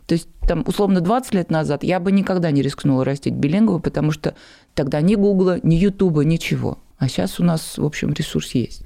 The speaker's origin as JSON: {"language": "Russian", "town": "Nizhny Novgorod", "region": "Nizhny Novgorod Oblast", "country": "Russia", "also_born_or_lived": "Germany", "said": "я из Нижнего Новгорода"}